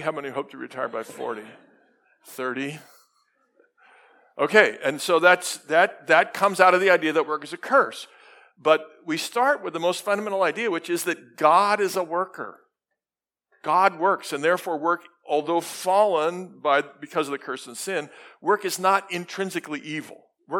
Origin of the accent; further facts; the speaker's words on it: Sydney, New South Wales, Australia; In Australia, I just have to make sure, because I come from Sydney, and people are different in Sydney.